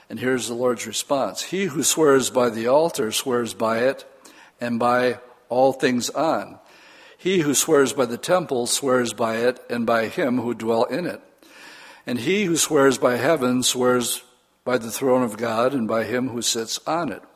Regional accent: United States

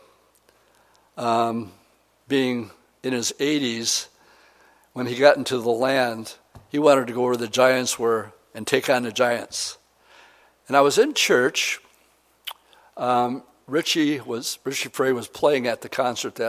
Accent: United States; being an American Christian

